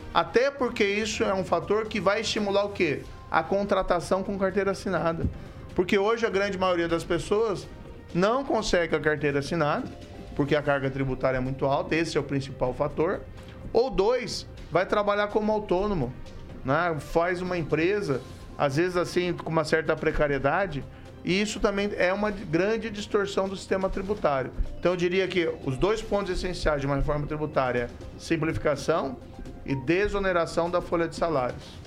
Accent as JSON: {"language": "Portuguese", "town": "Maringá", "region": "Paraná", "country": "Brazil", "tie": "born or raised there", "said": "eu nasci em Maringá, sou filho de pais de Ponta Grossa, meus pais eram professores, cresci cercado de livros, mas tive uma infância, adolescência normal aqui na região"}